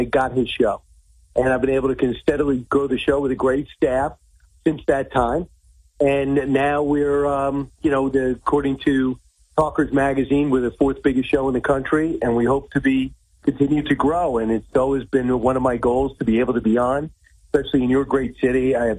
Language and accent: English; New Yorker, United States; also born or lived in Los Angeles; I went to Long Island University, so I'm a New Yorker for life. Lived out in L.A. for 4 years.